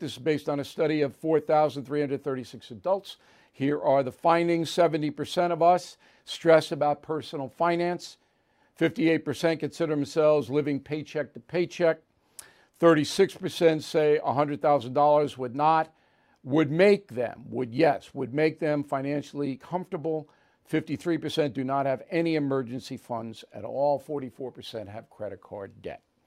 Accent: Levittown, United States; my hometown

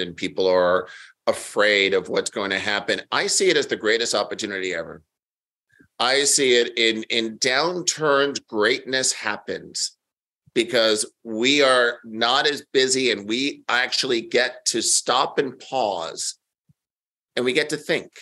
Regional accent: New York, United States; I'm born and raised in New York

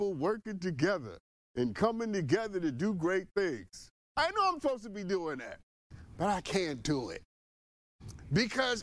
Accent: New York, United States; I'm from New York

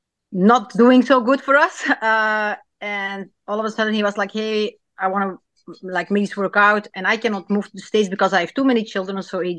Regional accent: Belgium; I'm from Belgium, so I'm like a fine Belgian beer then.

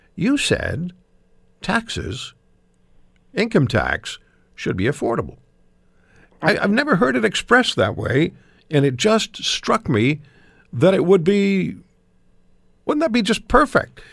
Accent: Canada; just as one Canadian

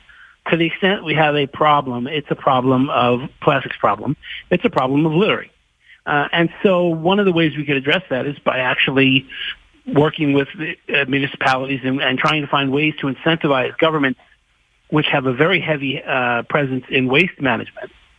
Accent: California, United States; moved away; I spent a lot of my time growing up in California

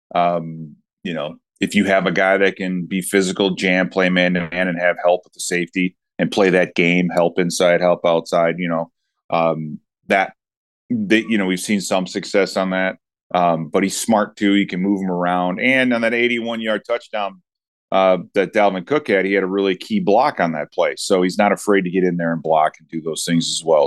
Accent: Chicago, Illinois, United States; I grew up in Chicago

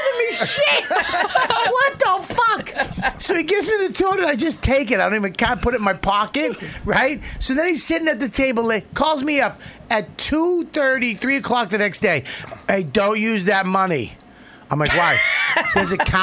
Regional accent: Boston, Massachusetts, United States; I'm from Boston

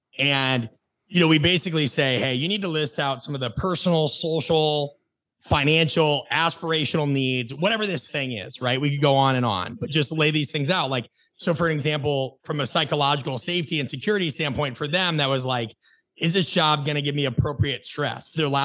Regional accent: Nebraska, United States; also born or lived in Phoenix / Los Angeles; now in Atlanta, United States; I live in Atlanta, Georgia. I've lived in Phoenix. By and large, and whenever I'd say, oh, I'm from Nebraska, people would say, oh, that's miserable.

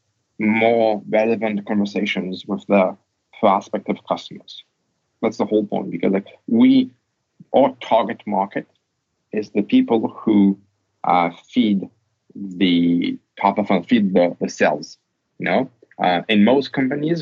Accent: France; I'm French, I was born in France

